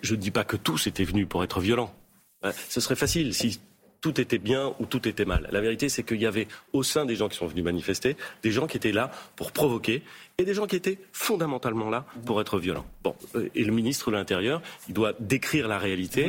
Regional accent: Normandy, France; quand j'étais petit, et même maintenant, il se trouve que je suis normand

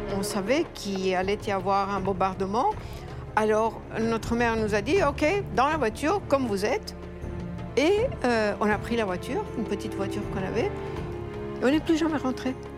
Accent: Famagusta, Cyprus; moved away; J'ai dû quitter ma ville natale, la ville de Famagouste, à cause de l'invasion turque.

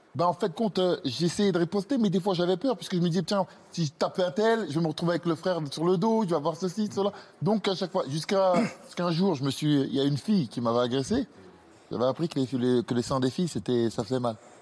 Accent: Grigny, Île-de-France, France; J'ai grandi à Grigny-la-Grande-Borne

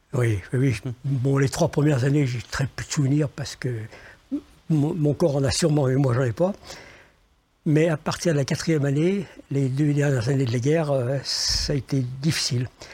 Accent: Lyon, Auvergne-Rhône-Alpes, France; je suis né à Lyon, je connaissais que Lyon

